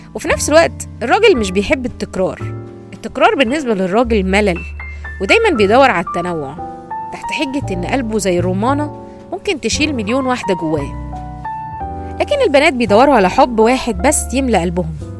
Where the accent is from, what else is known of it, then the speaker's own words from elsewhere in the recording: Egypt; عندنا في مصر